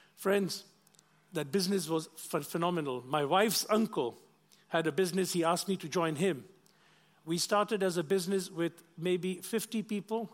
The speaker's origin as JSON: {"language": "English", "country": "Kenya", "tie": "born or raised there", "also_born_or_lived": "London", "moved": "yes", "said": "I'm of Indian origin, but I wasn't born in India. I was born in Kenya"}